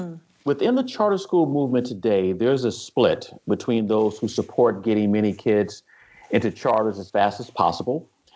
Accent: California, United States; now in Virginia, United States; I'm originally from California

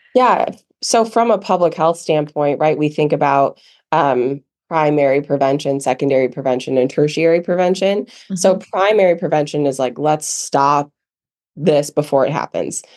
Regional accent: Midwest, United States; moved away as an adult; also born or lived in Michigan; now in Asheville, United States; growing up in the Midwest

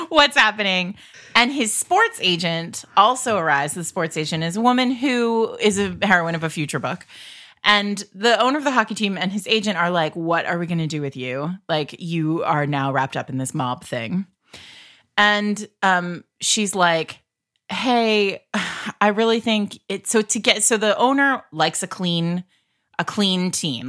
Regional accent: Rhode Island, United States; I grew up in Rhode Island where we, like, have the actual mob

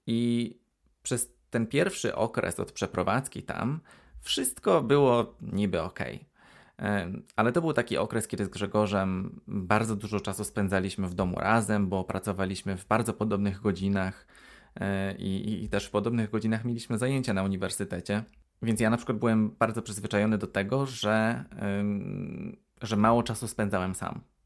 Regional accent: Poland; moved away as an adult; also born or lived in Aberystwyth, Wales; now in United Kingdom; w Polsce dorastałem w, w mieszkaniach mm, w takich kamienicach

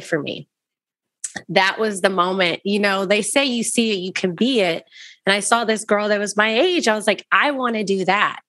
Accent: Waco, Texas, United States; I'm from Waco, Texas.

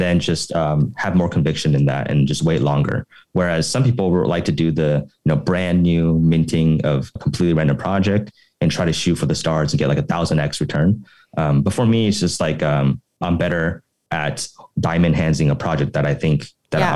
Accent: Oklahoma City, Oklahoma, United States; moved away as an adult; also born or lived in Los Angeles / San Francisco / New York; now in Taipei, Taiwan; I grew up originally in Oklahoma City in the US and then went to study at UCLA

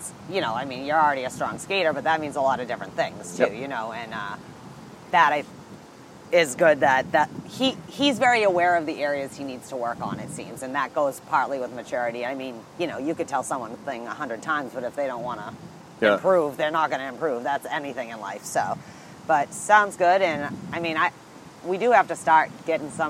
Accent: Nova Scotia, Canada; moved away; also born or lived in New England; I'm actually from Nova Scotia

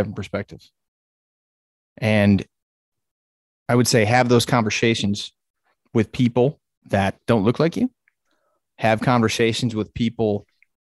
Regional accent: United States; 40 year old American who can barely speak English

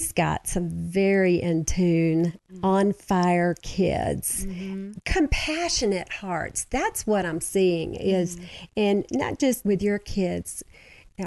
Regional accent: Georgia, United States; moved away; I'm from Georgia

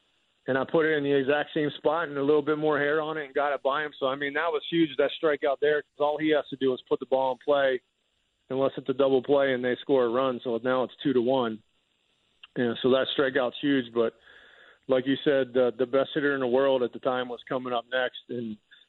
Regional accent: Philadelphia, Pennsylvania, United States; And growing up in Philly and playing baseball at Kutztown University in 32 degrees wasn't a big factor for me. It actually felt more at home than pitching in the heat.

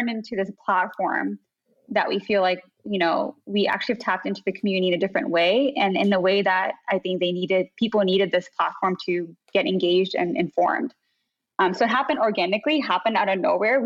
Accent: United States; as Muslim American kids growing up.

